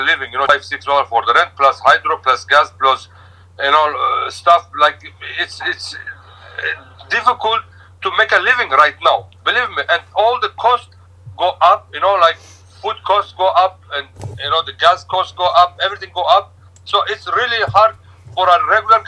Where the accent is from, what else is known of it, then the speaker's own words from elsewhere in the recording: Turkey; moved away as an adult; also born or lived in Etobicoke, Toronto, Canada; now in Toronto, Canada; I came from Turkey originally, 23 years ago.